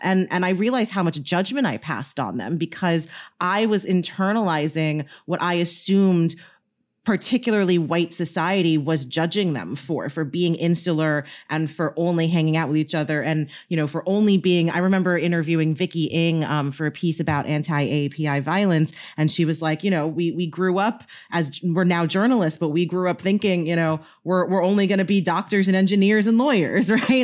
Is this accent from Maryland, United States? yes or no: no; New York, United States; I grew up in New York